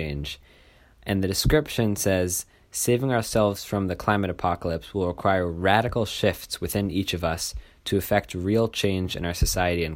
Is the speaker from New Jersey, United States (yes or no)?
no; New York City, New York, United States; I'm a senior at Hunter College High School from Manhattan.